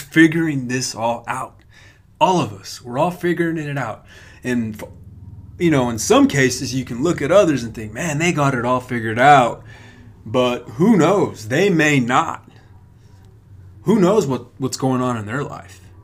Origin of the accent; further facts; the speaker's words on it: Hobbs, New Mexico, United States; now in Lubbock, United States; my hometown of Hobbs